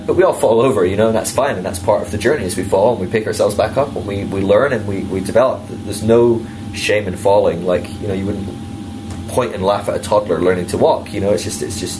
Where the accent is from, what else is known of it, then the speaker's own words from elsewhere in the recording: United Kingdom; as a Brit